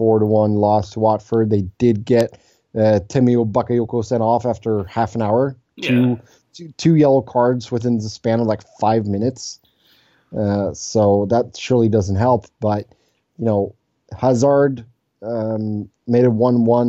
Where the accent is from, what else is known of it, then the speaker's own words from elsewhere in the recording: Sweden; now in Cincinnati, United States; I'm back in my native Sweden